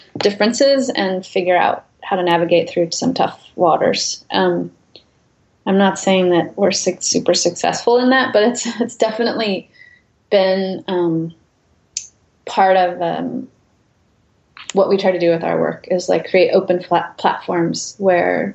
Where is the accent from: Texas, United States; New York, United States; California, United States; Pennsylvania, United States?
California, United States; San Joaquin Valley, Central Valley of; I grew up in the Central Valley of California in the San Joaquin Valley